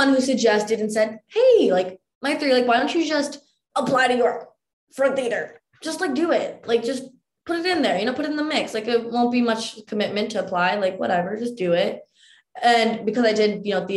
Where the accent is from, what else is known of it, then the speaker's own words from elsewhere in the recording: Mississauga, Ontario, Canada; growing up in Mississauga for me and like my brother